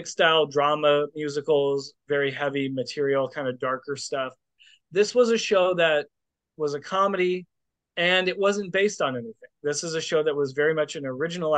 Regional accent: Portland, United States; I'm from Portland

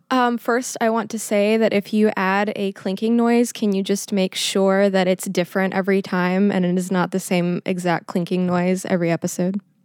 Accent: Schertz, Texas, United States; now in Pittsburgh, United States; I am from a little town called Schertz, Texas

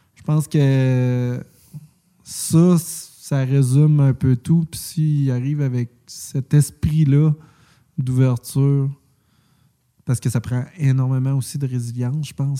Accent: Quebec, Canada; je suis québécois

